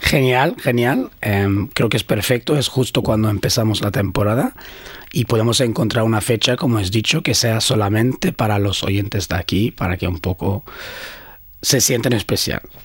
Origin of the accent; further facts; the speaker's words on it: Sweden; Spanish is a second language; also born or lived in Iran / Brazil / Barcelona, Spain; now in Brisbane, Australia; Con ocho años fuimos a Suecia, donde crecí ahí.